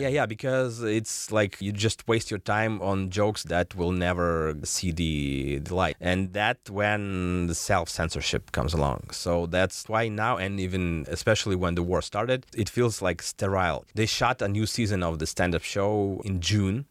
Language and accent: English; Kursk, Kursk Oblast, Russia; born or raised there; accent: Russian; first language Russian; English is a second language; moved away as an adult; also born or lived in Moscow / Istanbul / Berlin